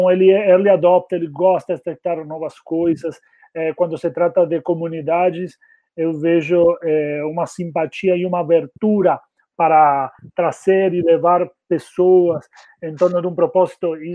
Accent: Argentina; Portuguese is a second language; moved away as an adult; also born or lived in São Paulo, Brazil; now in Brazil; mas sou argentino, já cheguei aqui no Brasil em 2013, já faz uns sete anos.

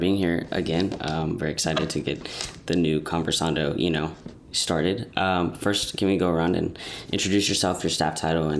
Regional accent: Missouri City, Texas, United States; I'm the digital content coordinator, and I'm from Missouri City, Texas, which is like right outside of Houston, like right next to Sugarland and like Stafford.

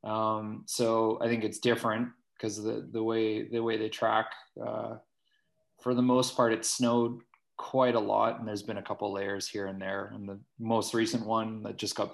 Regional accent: Fort Saskatchewan, Alberta, Canada; moved away as an adult; also born or lived in Terrace, British Columbia / Dalvik, Iceland; I grew up in Fort Saskatchewan, Alberta, and it's kind of a small industrial town.

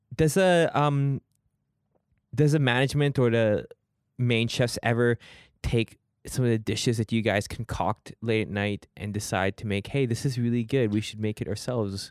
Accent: Richmond, British Columbia, Canada; I grew up in Richmond

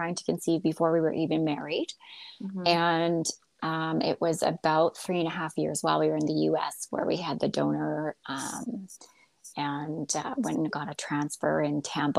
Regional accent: Alberta, Canada; moved away as an adult; also born or lived in Houston, Texas, United States; I am a Canadian born in Alberta

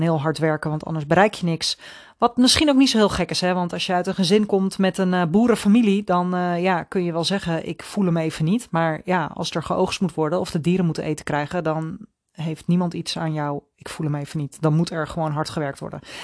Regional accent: Netherlands; als Nederlanders

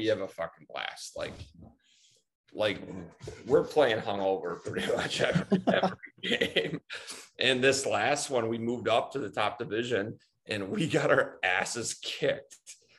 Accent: Seattle, Washington, United States; And I grew up in Seattle. So can do that easy.

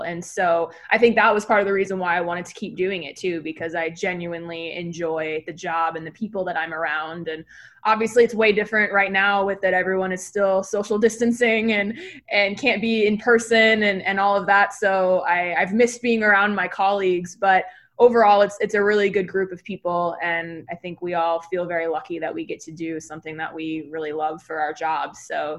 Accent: Phoenix, Arizona, United States; I grew up in Phoenix. So I'm born and raised here. My parents are born and raised here.

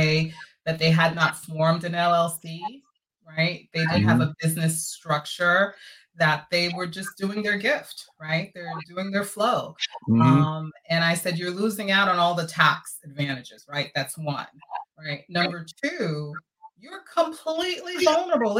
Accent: New York City, New York, United States; now in Florida, United States; we went to New York, which is really my hometown, right? New York City

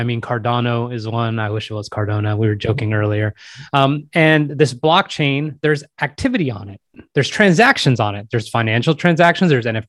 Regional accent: New York, United States; the places where I grew up near New York

